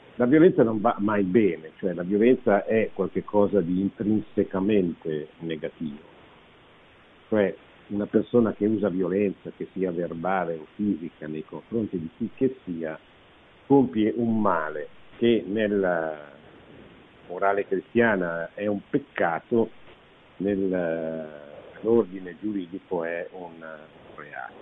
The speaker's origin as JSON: {"language": "Italian", "country": "Italy"}